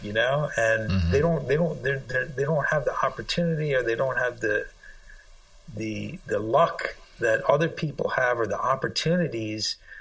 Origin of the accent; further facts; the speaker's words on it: Sri Lanka; moved away; I'm originally from Sri Lanka